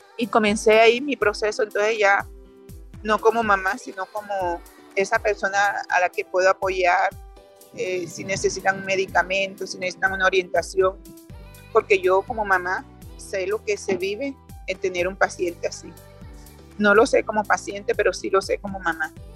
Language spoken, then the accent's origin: Spanish; Mompox, Bolívar, Colombia; moved away as an adult; now in Denver, United States; yo soy de Monpó, Bolívar, que colonizaron muchos europeos.